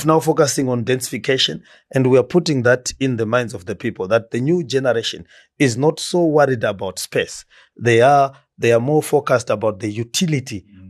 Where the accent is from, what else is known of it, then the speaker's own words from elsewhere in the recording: Marondera, Mashonaland East, Zimbabwe; also born or lived in Gweru, Zimbabwe; now in Harare, Zimbabwe; I was born in Marondera.